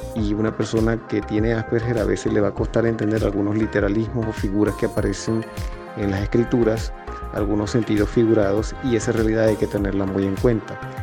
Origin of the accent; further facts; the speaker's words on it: Maracaibo, Zulia, Venezuela; moved away; also born or lived in Peru; de Maracaibo, Estado Zulia, tengo 42 años